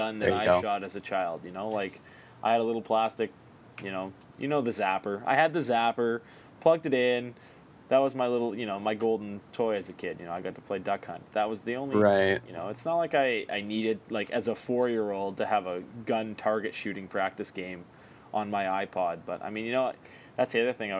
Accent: Canada; as a Canadian

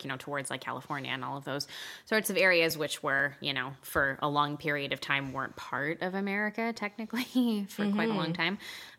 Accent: Quebec, Canada; So both of us are born and raised in Quebec.

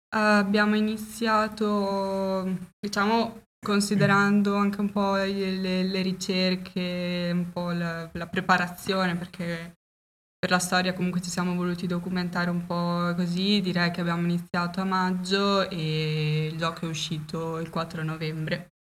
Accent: Faenza, Emilia-Romagna, Italy; siamo di Faenza

